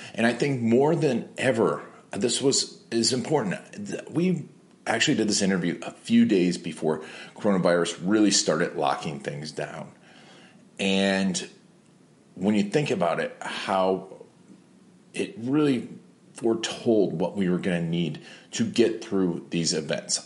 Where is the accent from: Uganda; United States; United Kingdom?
United States; Milwaukee, Wisconsin; moved away; I'm from Milwaukee originally